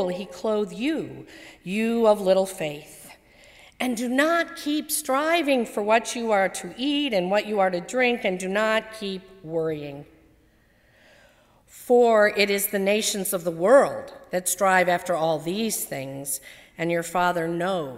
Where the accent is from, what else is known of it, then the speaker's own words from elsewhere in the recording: Arlington Heights, Illinois, United States; also born or lived in Rolling Meadows, Illinois; In fourth grade, we moved from Rolling Meadows to Arlington Heights